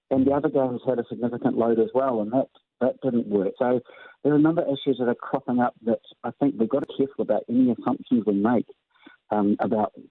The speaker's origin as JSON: {"language": "English", "country": "New Zealand", "said": "that's one thing that I would say about New Zealand that we are different from Australia."}